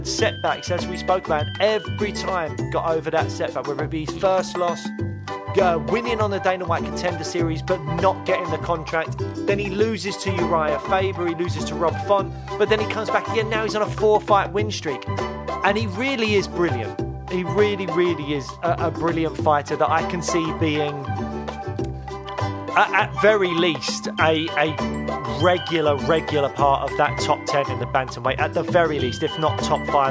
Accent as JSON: {"language": "English", "country": "United Kingdom", "said": "I'm a British MMA fan"}